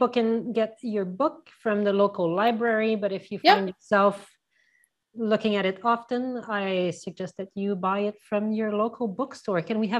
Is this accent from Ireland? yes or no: no; Canada; I mean, I'm Canadian. I like the idea of a tax here.